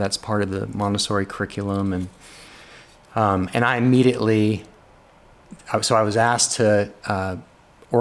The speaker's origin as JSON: {"language": "English", "town": "Los Angeles", "region": "California", "country": "United States", "tie": "born or raised there", "moved": "yes", "lives_now": "Shreveport, United States", "said": "I grew up in Los Angeles, and I grew up less than a mile away from what we called the LA Wash"}